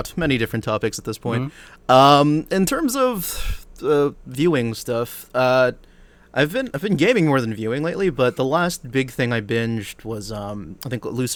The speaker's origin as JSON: {"language": "English", "country": "Philippines", "said": "I'm actually Filipino"}